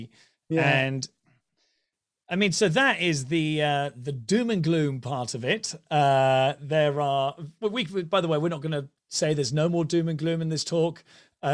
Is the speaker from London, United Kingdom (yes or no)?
no; Ipswich, East of England, United Kingdom; born there; I was born in Ipswich.